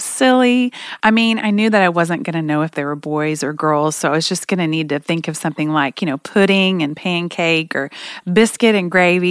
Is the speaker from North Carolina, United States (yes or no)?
no; Oklahoma, United States; I'm from Oklahoma